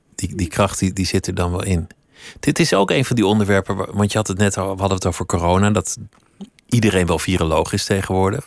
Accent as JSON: {"language": "Dutch", "country": "Netherlands", "said": "dat we als Nederlanders gemiddeld obese zijn"}